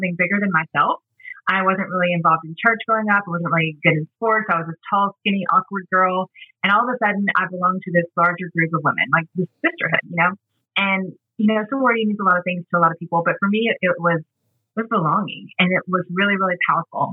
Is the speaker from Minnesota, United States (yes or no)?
no; Atlanta, Georgia, United States; also born or lived in Mississippi; they evacuated to Atlanta, which is where I was born and raised